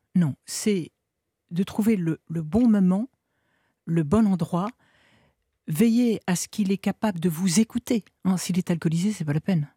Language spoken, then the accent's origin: French; northern France, France; Donc moi, à 13-14 ans, bah, je viens du nord de la France.